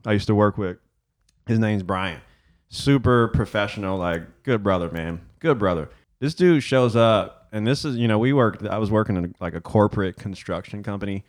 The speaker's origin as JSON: {"language": "English", "town": "Detroit", "region": "Michigan", "country": "United States", "tie": "born or raised there", "said": "growing up in Detroit"}